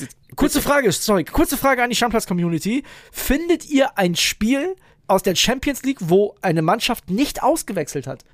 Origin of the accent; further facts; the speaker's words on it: Northern Germany, Germany; aus Norddeutschland wie ich kommst du nicht